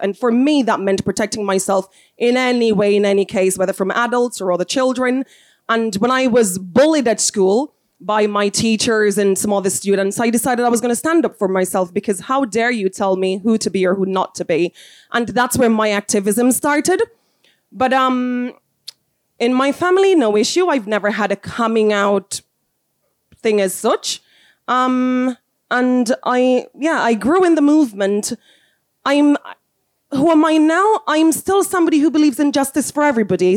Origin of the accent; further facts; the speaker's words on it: Jamaica; moved away; also born or lived in South Africa; I am from Jamaica. I was born to wonderful parents.